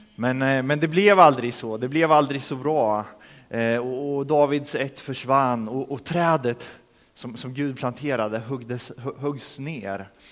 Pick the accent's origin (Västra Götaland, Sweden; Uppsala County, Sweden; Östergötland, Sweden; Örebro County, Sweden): Örebro County, Sweden; Örebro; moved away as an adult; now in Rimforsa, Sweden; hemma i Örebro, där jag kommer ifrån